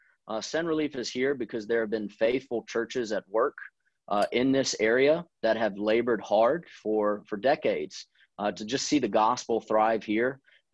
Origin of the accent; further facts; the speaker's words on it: New Orleans, Louisiana, United States; also born or lived in Spartanburg, South Carolina; now in Clarkston, United States; I'm originally from New Orleans, and I'm the son of immigrant foreign born parents. And so they're from South Africa and they moved over this direction. So I'm from New Orleans, and I've also spent a lot of time up in Spartanburg, South Carolina.